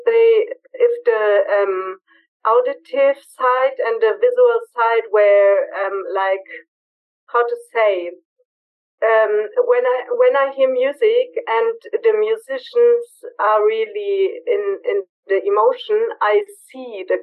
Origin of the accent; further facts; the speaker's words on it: Berlin, Germany; moved away as an adult; now in Bavaria, Germany; I'm from Berlin, natural born and raised in Berlin